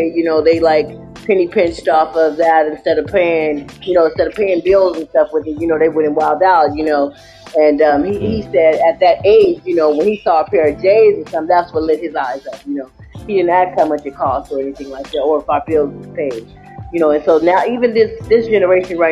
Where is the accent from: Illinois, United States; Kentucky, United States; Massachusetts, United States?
Illinois, United States; Chicago; I'm from the Shy